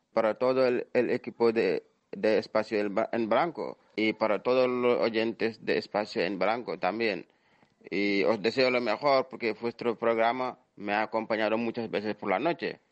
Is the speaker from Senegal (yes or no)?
yes; Senegal; Soy vuestro amigo senegalés